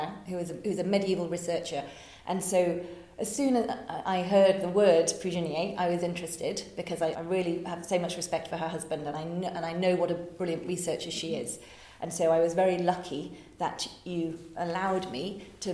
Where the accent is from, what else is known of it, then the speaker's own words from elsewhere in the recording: Oxford, South East England, United Kingdom; moved away as an adult; also born or lived in Japan / Hong Kong; now in France; I was born in Oxford